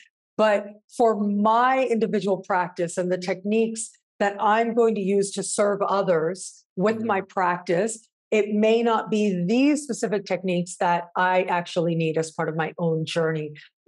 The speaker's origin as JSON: {"language": "English", "country": "Canada", "tie": "born or raised there", "said": "I'm viewing the world from that perspective of being Canadian, born and raised, and the values that that brings and means"}